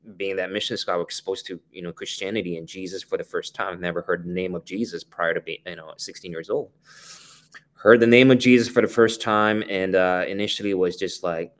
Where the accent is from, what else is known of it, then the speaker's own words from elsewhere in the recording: Singapore; moved away; I was born and raised in Singapore